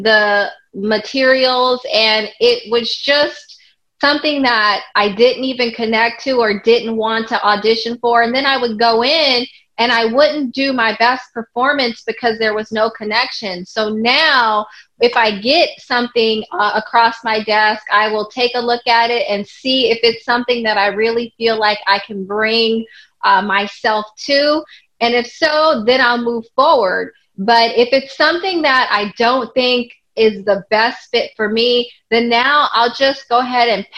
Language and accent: English; Los Angeles, California, United States; I grew up in Los Angeles, California, and not too far from Hollywood